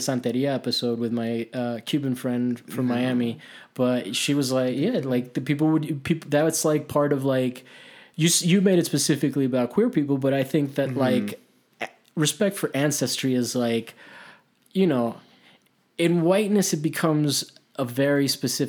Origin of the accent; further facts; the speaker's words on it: Italy; now in United States; I grew up in Italy. I that's where I learned how to play soccer. I'm Hispanic